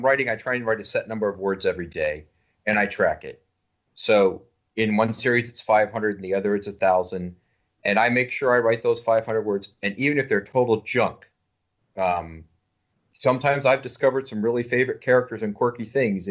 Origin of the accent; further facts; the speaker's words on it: the South, United States; I grew up in the South